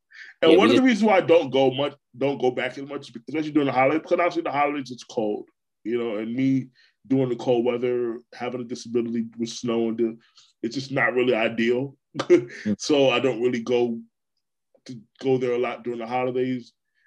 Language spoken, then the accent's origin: English; Brooklyn, New York, United States; born there; now in Florida, United States; You know, I mean, I'm a native New Yorker, but I consider myself to be a Florida guy. I've been here over half my life. So, you know, I was born in Brooklyn.